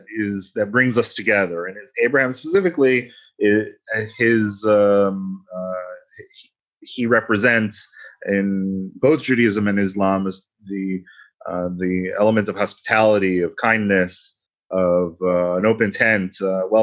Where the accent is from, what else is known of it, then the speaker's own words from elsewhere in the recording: New York, United States; moved away; I'm originally from New York